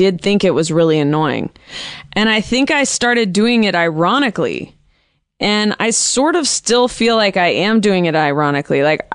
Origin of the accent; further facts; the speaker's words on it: Bay Area, California, United States; now in Los Angeles, United States; a 510 area code, and I said, that's my hometown